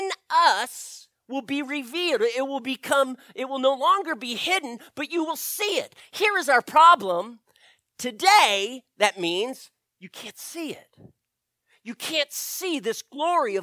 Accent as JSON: {"language": "English", "country": "United States", "said": "as an American, as a Westerner"}